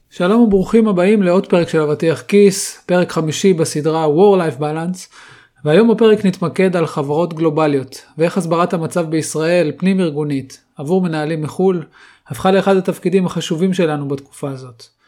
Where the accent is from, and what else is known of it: Israel